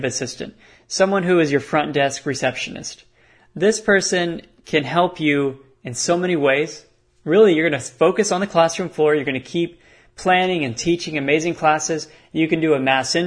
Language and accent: English; Texas, United States; I'm from Texas